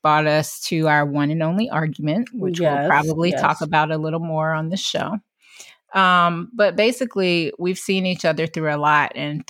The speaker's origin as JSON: {"language": "English", "town": "Atlanta", "region": "Georgia", "country": "United States", "said": "I moved to New York. Myzie moved to LA. I guess we should mention we're from Atlanta."}